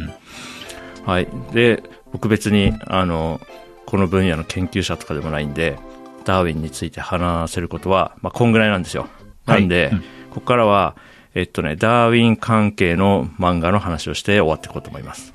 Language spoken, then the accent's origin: Japanese; Japan; 僕は千九百八十三年に日本に生まれて